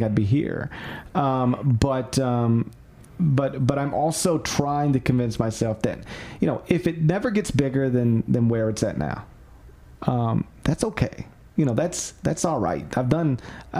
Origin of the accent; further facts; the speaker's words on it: Memphis, Tennessee, United States; I get to live in my hometown